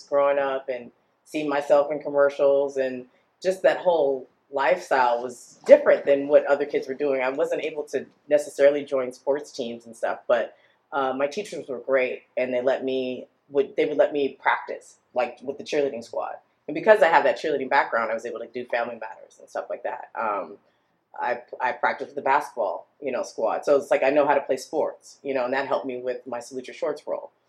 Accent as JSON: {"language": "English", "town": "Los Angeles", "region": "California", "country": "United States", "tie": "born or raised there", "said": "I was born and raised in Los Angeles"}